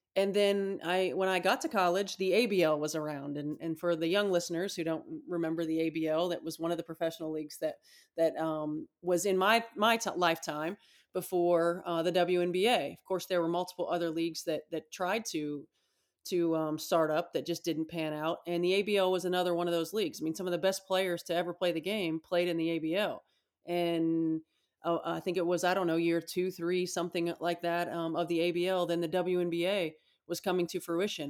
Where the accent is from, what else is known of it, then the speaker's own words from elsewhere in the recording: Indiana, United States; growing up in Indiana